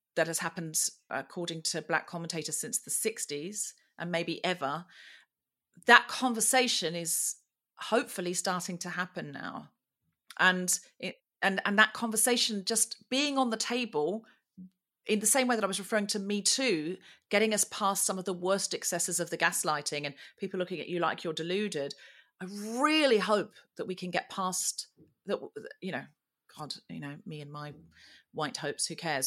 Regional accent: Australia; I was born and raised in Australia

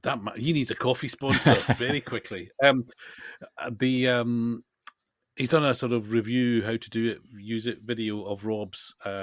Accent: Scotland, United Kingdom; I'm Scottish and I can't do that accent

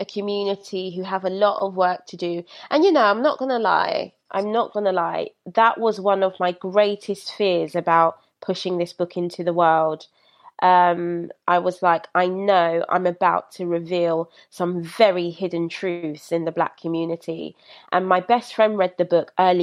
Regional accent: London, United Kingdom; I was raised in Brixton

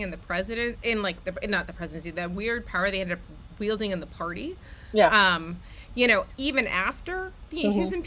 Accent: Rochester, New York, United States; moved away; I grew up in Rochester, New York

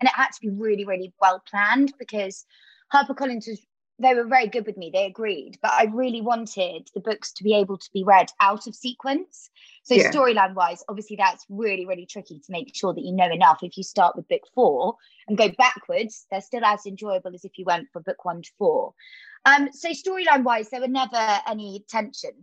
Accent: Devon, South West England, United Kingdom; I know about growing up in Devon

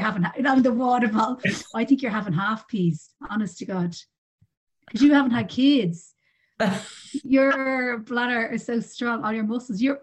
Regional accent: Ireland; we're the Irish family

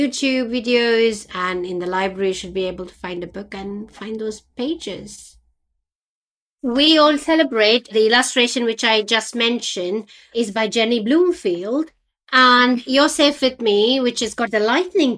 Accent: India; moved away; when I was growing up in India

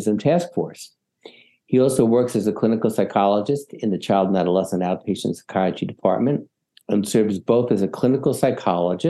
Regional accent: Lower Merion, Pennsylvania, United States; Lower Marion, that's where I grew up

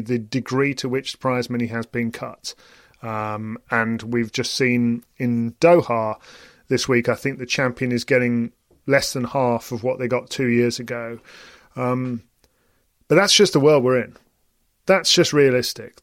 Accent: United Kingdom; as a British person

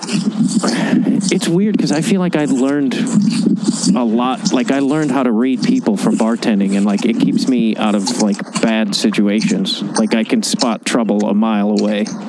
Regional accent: Chicago, Illinois, United States; I feel like I'm from Chicago

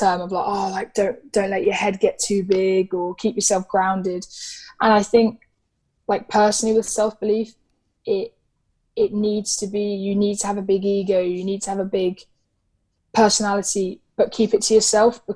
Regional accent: England, United Kingdom; I'm as English as I am Irish. Yes, I've lived in England

